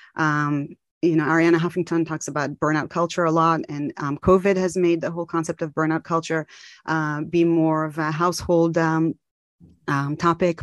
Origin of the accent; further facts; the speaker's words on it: Tel Aviv, Tel Aviv District, Israel; moved away; also born or lived in Maryland, United States / California, United States; I'm from Tel Aviv, Israel, but I lived in the U S for many years, in Maryland and in California